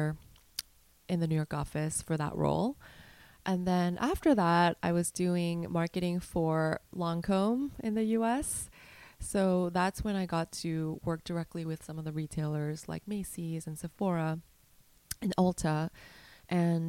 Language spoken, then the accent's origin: English; South Korea; moved away; I was born and raised in Korea